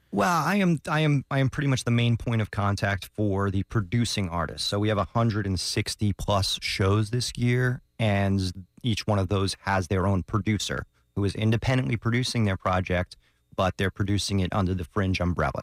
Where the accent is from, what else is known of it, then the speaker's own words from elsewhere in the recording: New York, United States; moved away; just being a New Yorker